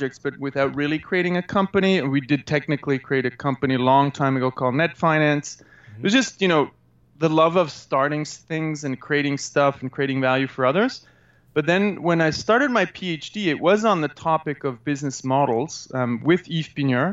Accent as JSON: {"language": "English", "region": "German-speaking Switzerland", "country": "Switzerland", "tie": "born or raised there", "also_born_or_lived": "Canada", "said": "I grew up in Switzerland, 5 years in Canada when I was a kid from 2 to 7, then back to Switzerland in the German-speaking part"}